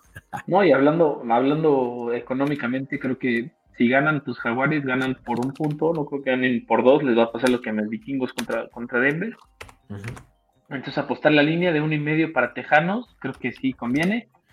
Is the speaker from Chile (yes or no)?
no; Mexico; Como mexicano no me afectó mucho a mí estar allá